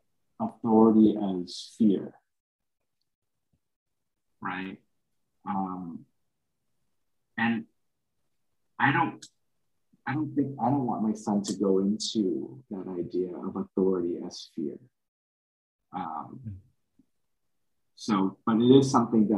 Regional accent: Chicago, Illinois, United States; as a son of immigrants when I was born up in Chicago

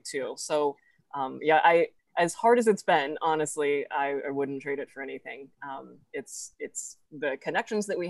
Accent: Fayetteville, Arkansas, United States; I'm actually from Fayetteville and live in Fayetteville

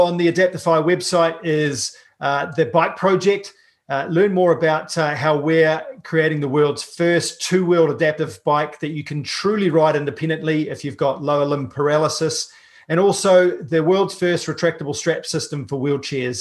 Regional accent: New Zealand; I'm a paraplegic from New Zealand

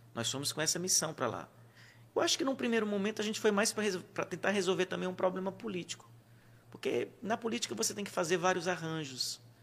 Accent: Bom Jesus, Piauí, Brazil; now in Teresina, Brazil; chegar na minha terra sem estar formado

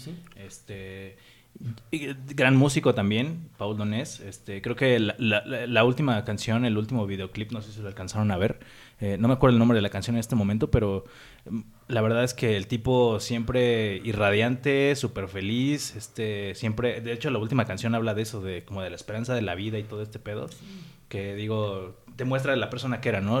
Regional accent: Mexico; somos mexicanos

